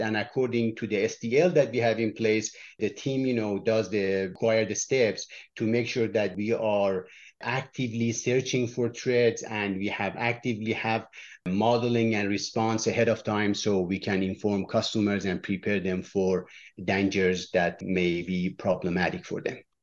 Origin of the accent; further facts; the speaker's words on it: Iran; moved away; I was born in Iran